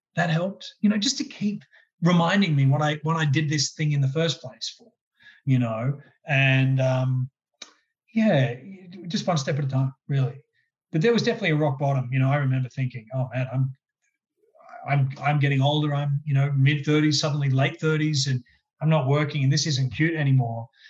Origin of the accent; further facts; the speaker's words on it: Brisbane, Queensland, Australia; as a kid growing up in Brisbane